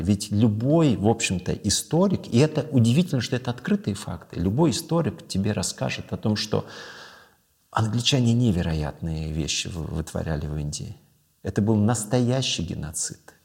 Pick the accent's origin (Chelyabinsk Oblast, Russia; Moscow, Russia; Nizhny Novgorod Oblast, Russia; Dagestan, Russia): Dagestan, Russia; moved away; я родился и вырос в Дагестане